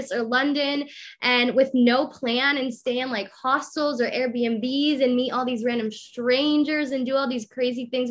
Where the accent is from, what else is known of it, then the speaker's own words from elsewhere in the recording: Colombia; I was born in Colombia.